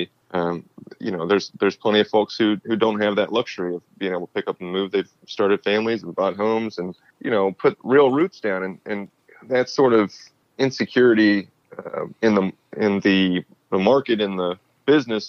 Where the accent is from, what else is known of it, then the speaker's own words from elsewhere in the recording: Conyers, Georgia, United States; my hometown of Conyers, Georgia